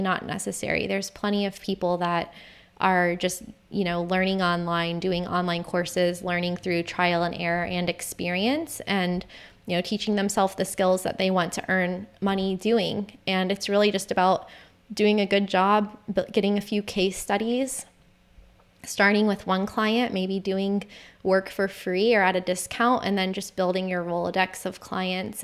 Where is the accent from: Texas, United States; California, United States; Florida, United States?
Florida, United States; St. Augustine; moved away; And my city of Saint Augustine